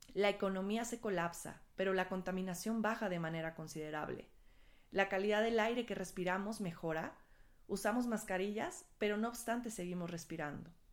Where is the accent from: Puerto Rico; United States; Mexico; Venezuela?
Mexico